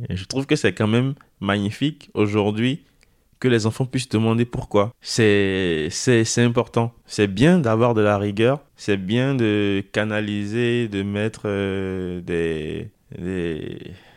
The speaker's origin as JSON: {"language": "French", "town": "Porto-Novo", "region": "Ouémé", "country": "Benin", "tie": "born or raised there", "moved": "as an adult", "lives_now": "France", "said": "J'ai grandi au Bénin. Je suis arrivé en France euh, le 6 septembre de l'année 2020."}